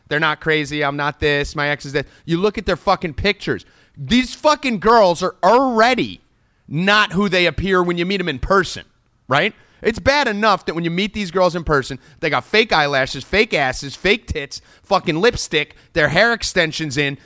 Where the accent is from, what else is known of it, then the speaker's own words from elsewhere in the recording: New Jersey, United States; growing up in Jersey, the Italian mafia mentality that everyone has here